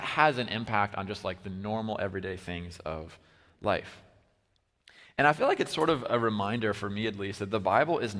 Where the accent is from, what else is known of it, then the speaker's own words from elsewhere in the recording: Iowa, United States; also born or lived in Wisconsin; I'm from Iowa